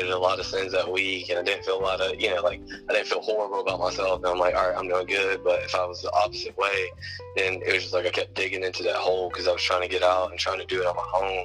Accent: Leland, North Carolina, United States; I'm from Leland, North Carolina

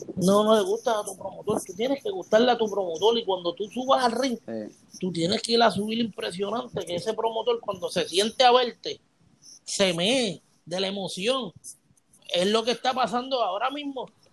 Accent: Puerto Rico; yo soy de Puerto Rico y yo vengo de Puerto Rico

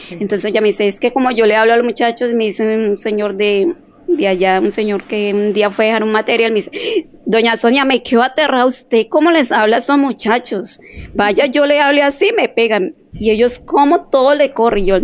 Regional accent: Cali, Valle del Cauca, Colombia; Eh, o sea, yo soy caleña, sí. 100% pescaleña.

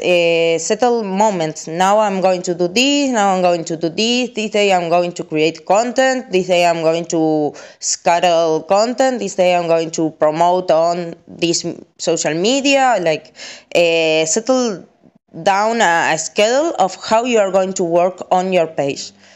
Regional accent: Argentina; I'm from Argentina

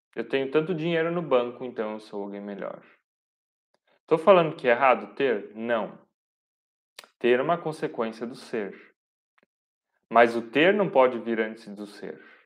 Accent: Pomerode, Santa Catarina, Brazil; Eu sou aqui de Pomerode

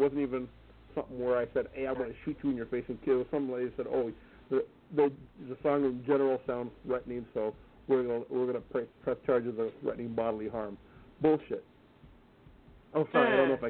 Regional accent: Bronx, New York, United States; moved away; I'm originally from the Bronx by Glen Hill. Moved down here, and I've had more problems down here than I've ever had up there.

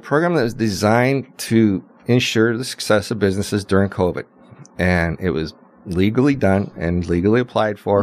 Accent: Las Vegas, Nevada, United States; the people I grew up with here in Las Vegas

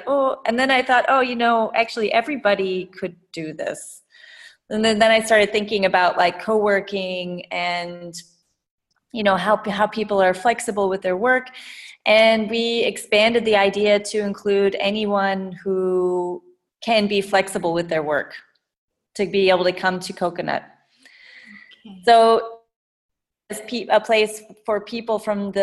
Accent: Midwest, United States; moved away as an adult; also born or lived in California / Vietnam / Berlin, Germany; now in Germany; I'm American, so I was born in the US and grew up in the Midwest

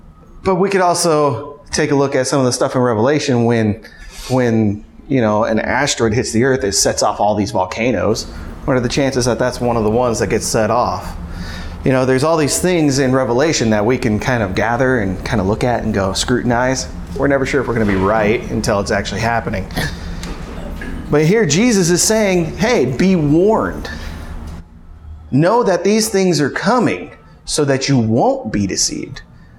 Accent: California, United States; I came from California, so I knew all about earthquakes.

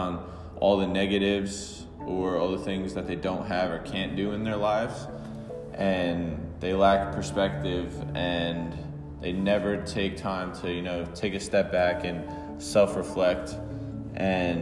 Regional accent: Bayonne, New Jersey, United States; I grew up in Bayonne, New Jersey. I've been in New Jersey my whole life

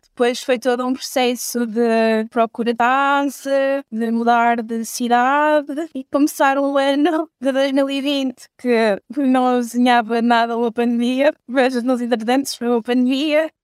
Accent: Belmonte, Centro, Portugal; sou de Belmonte, perto da Covilhã

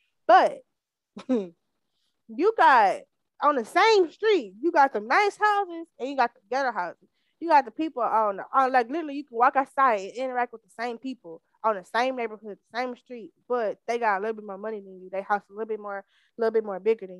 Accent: Missouri City, Texas, United States; I'm from Mo City

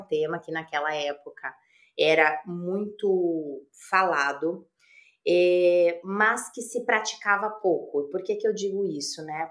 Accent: Passo Fundo, Rio Grande do Sul, Brazil; moved away; Sou gaúcha de Passo Fundo

